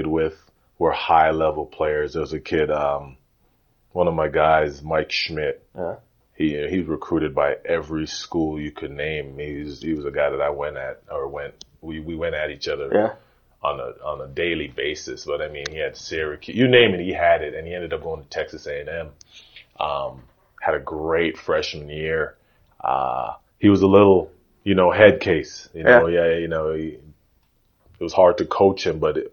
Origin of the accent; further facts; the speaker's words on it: Toronto, Ontario, Canada; also born or lived in Jane and Finch, North York / Illinois; So I was born downtown Toronto, St. Joseph's Hospital. And then now we moved from downtown